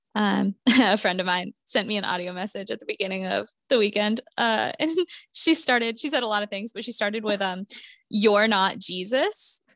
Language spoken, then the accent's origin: English; Vermont, United States; moved away; I grew up in Vermont, so I will be in Vermont from Wednesday to Monday of Thanksgiving week.